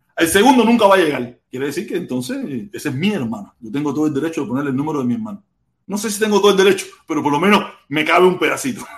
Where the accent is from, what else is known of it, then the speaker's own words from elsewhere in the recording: Cuba; yo que soy cubano